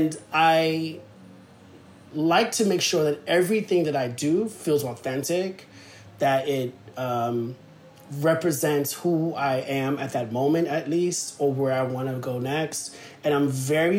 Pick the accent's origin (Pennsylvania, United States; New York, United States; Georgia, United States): New York, United States; New York City; I'm from Soundview in the Bronx